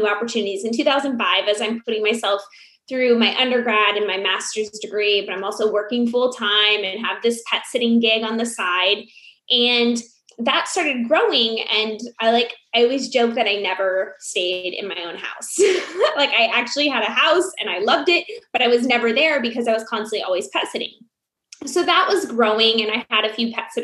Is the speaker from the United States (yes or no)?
yes; Iowa, United States; moved away; also born or lived in Phoenix; growing up in Iowa